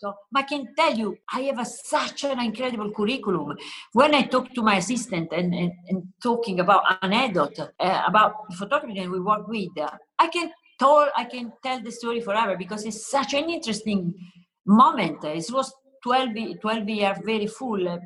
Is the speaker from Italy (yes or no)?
yes; Southern Italy, Italy; English is a second language; moved away; I come from South Italy, where it's typical, no, colorful, joyful.